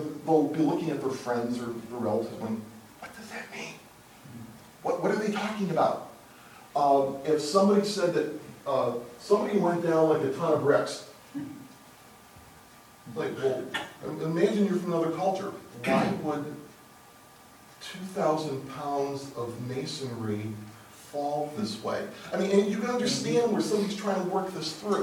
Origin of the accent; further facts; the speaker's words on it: United States; English-speaking American